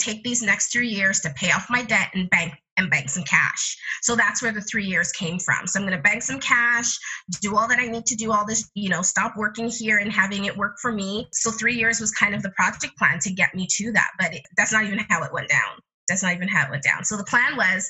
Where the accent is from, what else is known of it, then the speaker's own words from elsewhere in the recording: Canada; I come from Jamaican parentage, but I was born in Canada